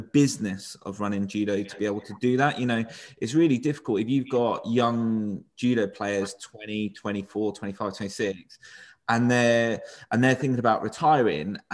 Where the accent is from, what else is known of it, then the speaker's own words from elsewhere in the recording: Portsmouth, South East England, United Kingdom; moved away as an adult; now in Surrey, United Kingdom; a lad from Portsmouth who doesn't speak, I live in Surrey now, which is quite posh. You know, and like my accent doesn't necessarily fit in.